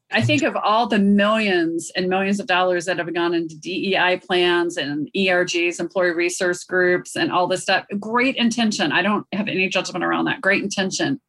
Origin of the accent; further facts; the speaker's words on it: South India, India; moved away; I grew up in Southern India